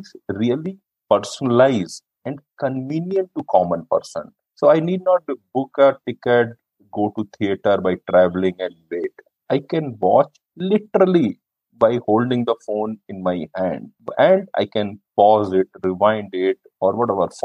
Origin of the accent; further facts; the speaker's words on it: North India, India; I am from North India